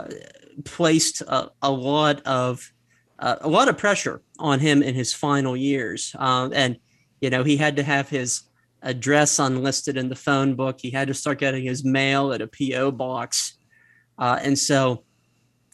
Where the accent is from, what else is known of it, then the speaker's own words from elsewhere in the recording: Altoona, Pennsylvania, United States; my hometown of Altoona, Pennsylvania.